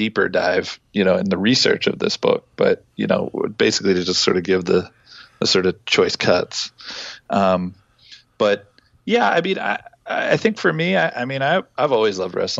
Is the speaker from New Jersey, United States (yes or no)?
yes; New Jersey, United States; I grew up in New Jersey, you know, when I was going to high school